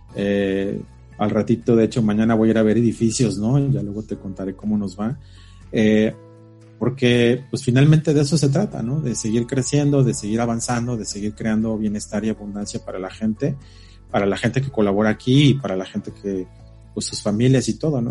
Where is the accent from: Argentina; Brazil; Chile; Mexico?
Mexico; Mexico City; nosotros que venimos de la Ciudad de México